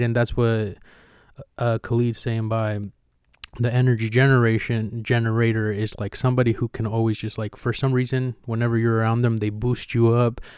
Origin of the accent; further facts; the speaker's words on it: Mexico; now in United States; when I was growing up in Mexico